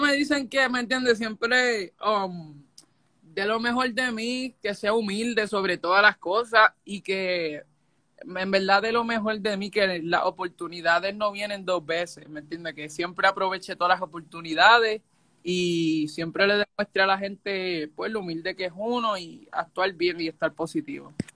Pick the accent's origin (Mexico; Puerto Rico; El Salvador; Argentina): Puerto Rico; moved away as an adult; now in Florida, United States; yo soy de Puerto Rico y llevo viviendo seis años en Estados Unidos, vivo en Florida.